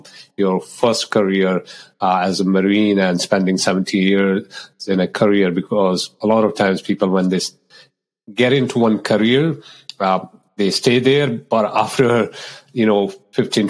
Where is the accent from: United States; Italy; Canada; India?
India; moved away; growing up in India